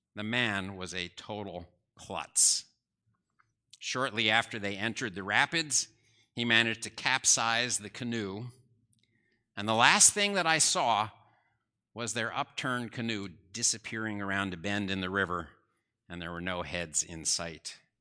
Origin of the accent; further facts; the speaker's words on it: New Jersey, United States; I grew up in New Jersey